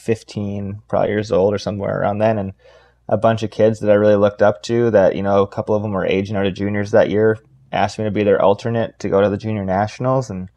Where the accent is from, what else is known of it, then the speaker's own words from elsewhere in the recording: Duluth, Minnesota, United States; I'm born and raised in Duluth, Minnesota, kind of hockey town.